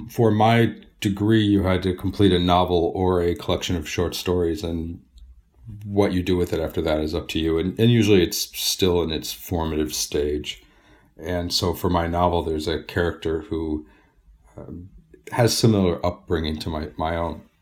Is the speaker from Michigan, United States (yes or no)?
yes; Detroit, Michigan, United States; I, I, guess if you've been to Astana, uh, you have some sense of what it's like to grow up in Detroit, just the brutal bitterness of the cold and the heat.